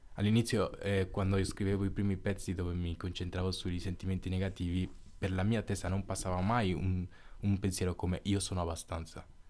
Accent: San Pedro de Macorís, Dominican Republic; now in Silandro, Italy; sono cresciuto nella Repubblica Dominicana

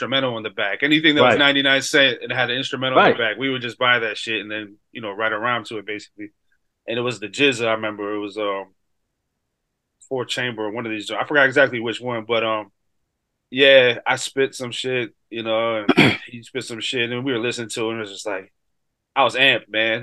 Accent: Hartford, Connecticut, United States; I'm from Hartford, Connecticut, 80s kid

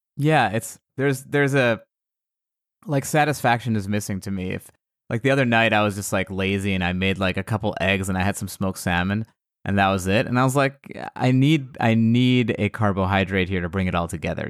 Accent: United States; I was born in America, but my my family is all from Iran

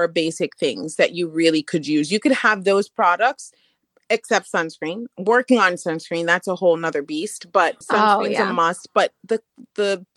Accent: Jamaica; I'm Jamaican, so hibiscus is something we drank normally growing up

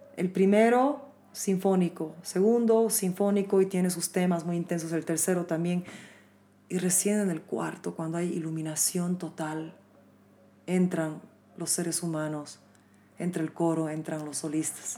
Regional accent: Bolivia; en mi país nunca piensan que soy de aquí

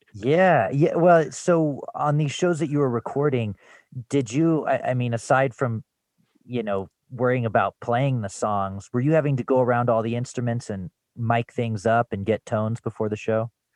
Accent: Louisville, Colorado, United States; I grew up in Louisville, just outside of Boulder.

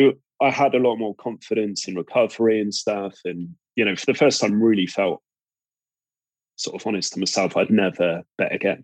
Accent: Cornwall, South West England, United Kingdom; accent: Cornish; I'm from Cornwall

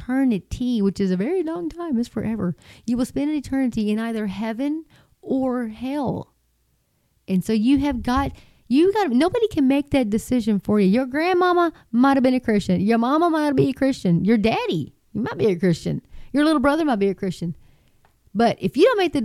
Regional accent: Texas, United States; this little Texas girl

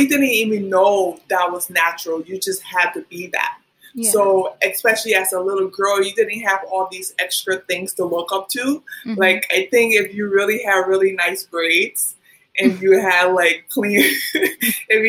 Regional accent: Liberia; also born or lived in United States; now in New York, United States; So I grew up, I was born in America, but I grew up in Liberia

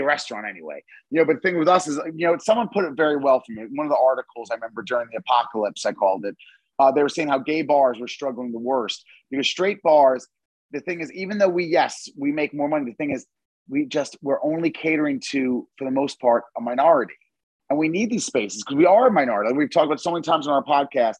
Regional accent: Long Island, New York, United States; now in Fort Lauderdale, United States; I'm from Long Island originally.

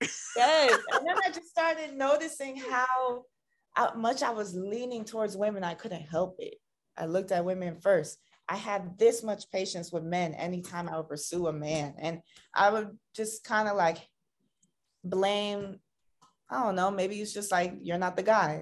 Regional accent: Tampa, Florida, United States; moved away as an adult; now in Los Angeles, United States; I'm originally from Tampa, Florida, but I've been living in LA for like seven years now.

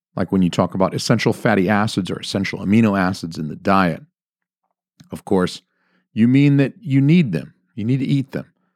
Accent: Georgia, United States; moved away as an adult; also born or lived in Atlanta, Georgia; now in New Hampshire, United States; I'm from Georgia.

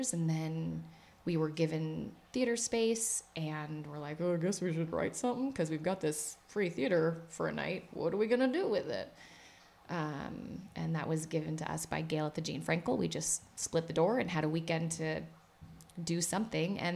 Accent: Missouri, United States; now in New York, United States; I'm from Missouri.

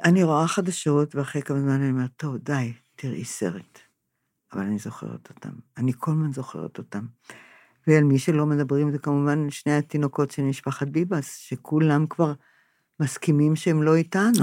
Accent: Israel; אני נולדתי פה, הוריי נולדו פה

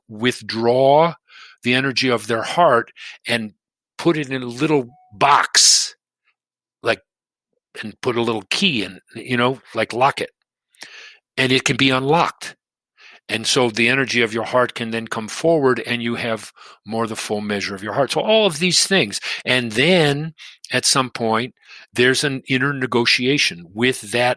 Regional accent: Detroit, Michigan, United States; moved away; also born or lived in Boston; I grew up in Detroit

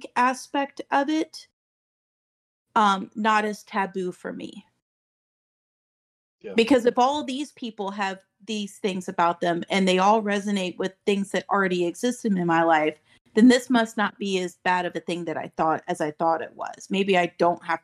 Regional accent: Daytona Beach, Florida, United States; Born and raised in Daytona Beach

